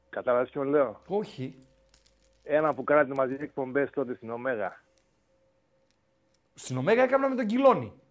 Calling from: Kalamaria, Central Macedonia, Greece; Είμαι από εδώ από τον Ναύαρχο Βότση, από την Καλαμαριά.

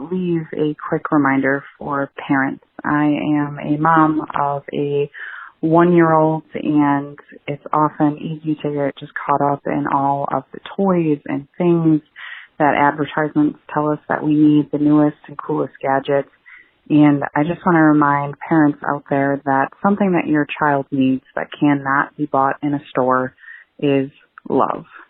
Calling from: Sheboygan, Wisconsin, United States; I'm calling from Sheboygan, Wisconsin.

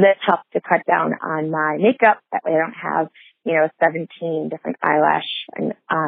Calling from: Michigan, United States; I'm calling from Michigan

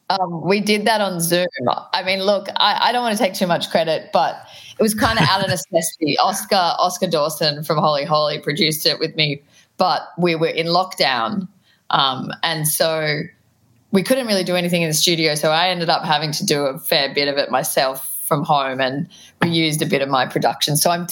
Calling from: Brunswick, Victoria, Australia; I'm at home in Brunswick, Victoria.

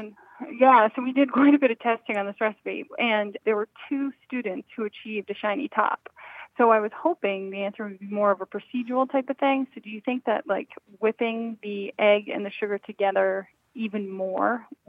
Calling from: Pflugerville, Texas, United States; Just outside of Austin in Pflugerville, Texas.

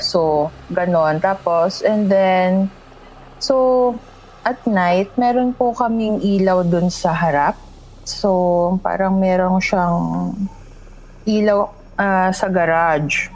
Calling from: Quezon City, Metro Manila, Philippines; I'm calling from Quezon City.

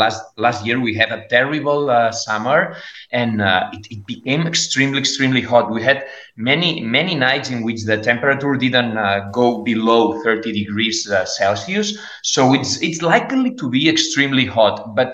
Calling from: Barcelona, Catalonia, Spain; I'm speaking from Barcelona, and Barcelona is and Catalonia particularly, and Valencia.

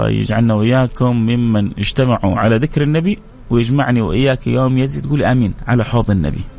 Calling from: Jeddah, Makkah Province, Saudi Arabia; من جده

